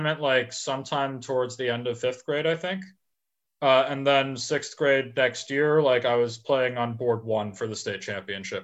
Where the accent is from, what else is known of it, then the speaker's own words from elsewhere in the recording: California, United States; growing up in California